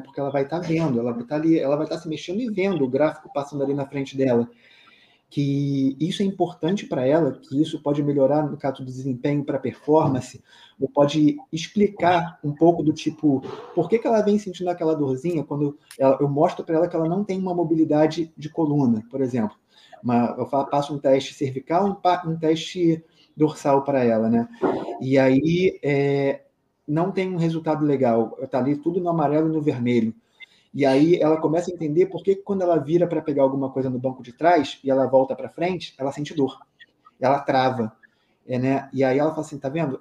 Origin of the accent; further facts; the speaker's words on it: Rio de Janeiro, Brazil; eu sou aqui do Rio